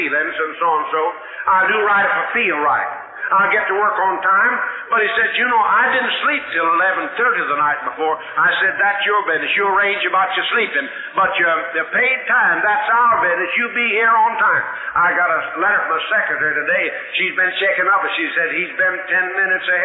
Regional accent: West Texas, United States; I grew up out in West Texas

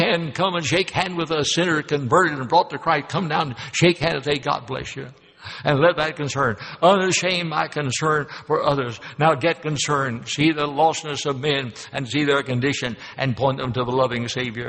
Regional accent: Louisville, Kentucky, United States; moved away as an adult; also born or lived in Memphis, Tennessee; Louisville, Kentucky, my hometown

